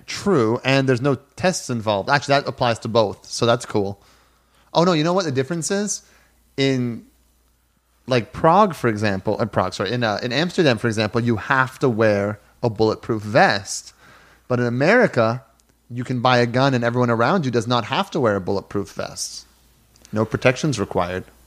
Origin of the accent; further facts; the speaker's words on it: Canada; As a Canadian growing up in a household where we had guns in the house